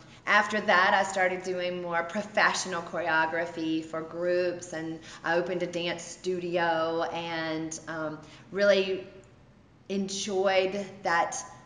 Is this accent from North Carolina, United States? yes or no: yes; Bessemer City, North Carolina, United States; I am from Bessemer City, which is just a little small town, which my mom is the mayor of, so I'm very proud of that.